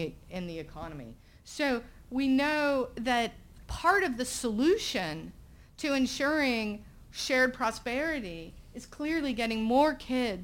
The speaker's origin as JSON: {"language": "English", "region": "Southern Virginia", "country": "United States", "tie": "born or raised there", "moved": "as an adult", "said": "my hometown in Southern Virginia"}